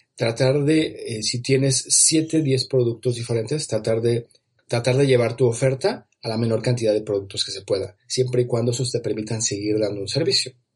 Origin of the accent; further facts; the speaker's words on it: Mexico; en mi país, aquí en México